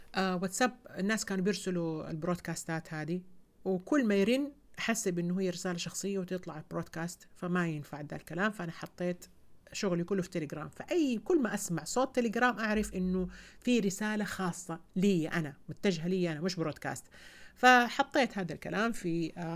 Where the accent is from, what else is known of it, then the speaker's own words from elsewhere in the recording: Saudi Arabia; عندنا في السعوديه